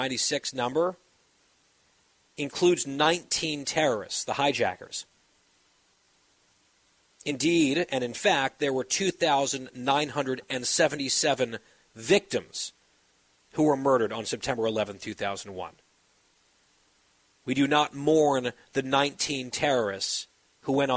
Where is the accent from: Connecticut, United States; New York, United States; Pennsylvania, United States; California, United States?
New York, United States; New York area, United States; growing up in the New York area